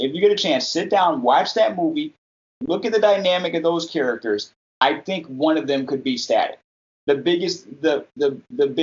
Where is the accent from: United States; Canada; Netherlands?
United States; as a black kid growing up in America